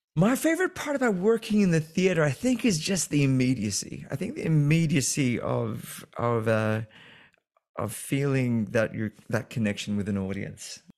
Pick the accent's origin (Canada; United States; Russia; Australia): Australia; moved away; also born or lived in London; I've done a lot of big scale productions growing up in Australia